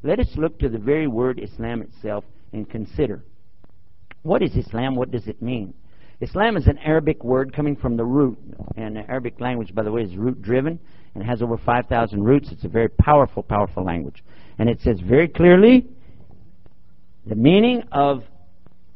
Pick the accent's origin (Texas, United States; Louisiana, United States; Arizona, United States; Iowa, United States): Texas, United States; as we say in Texas